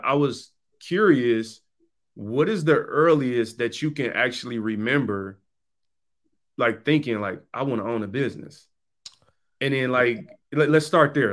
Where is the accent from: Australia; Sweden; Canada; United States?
United States; Detroit, Michigan; I come from the East Side, Seven Mile in Detroit